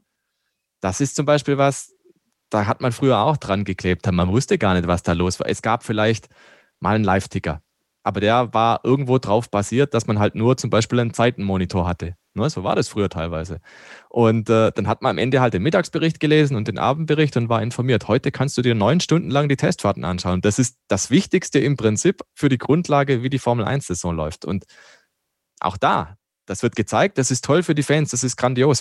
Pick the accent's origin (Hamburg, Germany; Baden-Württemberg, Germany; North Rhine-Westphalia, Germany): Baden-Württemberg, Germany; Black Forest; now in Landshut, Germany; Ich komme ja aus dem Schwarzwald